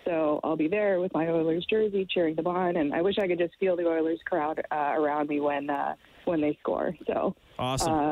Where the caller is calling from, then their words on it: Boston, Massachusetts, United States; Hey guys, how you doing? I'm calling from Boston.